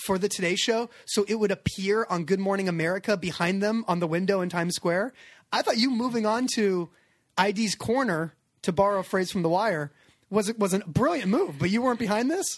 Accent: California, United States; I'm from California

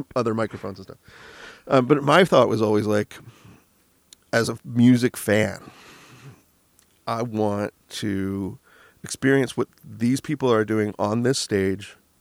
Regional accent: Michigan, United States; now in Los Angeles, United States; we're from Michigan

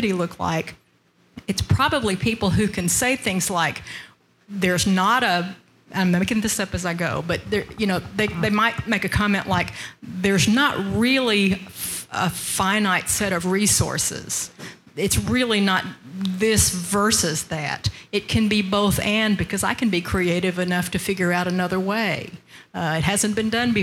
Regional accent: Arkansas, United States; also born or lived in Oklahoma; I grew up in Arkansas

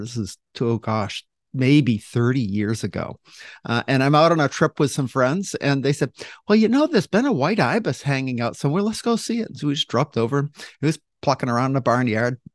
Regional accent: Maine, United States; now in Washington, United States; I grew up in Maine as an avid Boston Red Sox fan

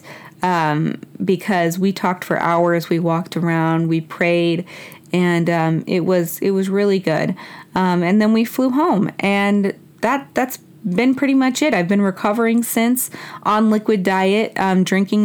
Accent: Mexico; moved away; I was born in Mexico

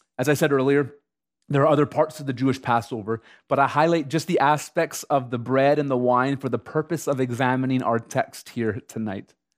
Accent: Canada; as a Canadian citizen

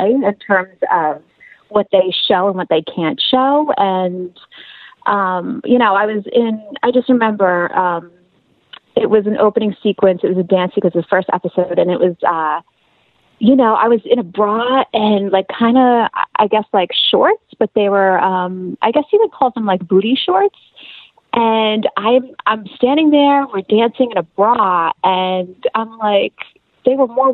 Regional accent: Long Island, New York, United States; I am born and raised in New York, Long Island specifically

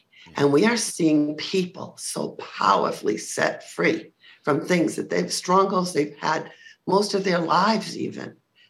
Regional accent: Rhode Island, United States; now in Palm Coast, United States; No, Rhode Island. Yeah. And a lot of people think that I sound like I'm from the Bronx.

